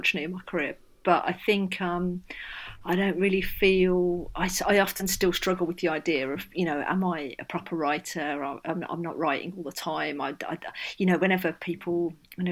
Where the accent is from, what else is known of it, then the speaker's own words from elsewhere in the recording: Birmingham, West Midlands, United Kingdom; the bit of Birmingham I grew up